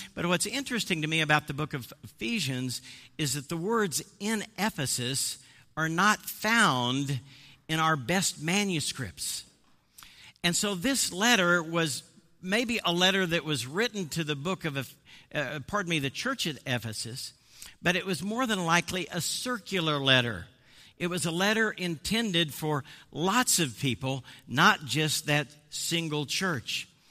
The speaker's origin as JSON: {"language": "English", "region": "Midwest", "country": "United States", "also_born_or_lived": "Boston area", "moved": "yes", "said": "I'm actually from the Midwest"}